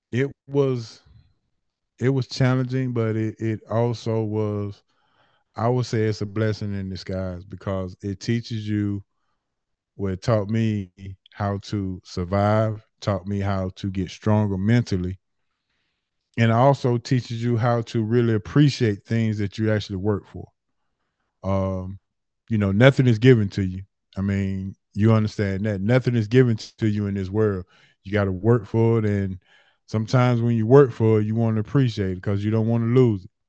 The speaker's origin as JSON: {"language": "English", "town": "Atlanta", "region": "Georgia", "country": "United States", "tie": "born or raised there", "said": "born and raised in Atlanta. Born and raised in Atlanta. Uh, I always represent Bankhead. Uh, that's that's where I, that's my that's my stomping ground. So uh, born and raised in Atlanta"}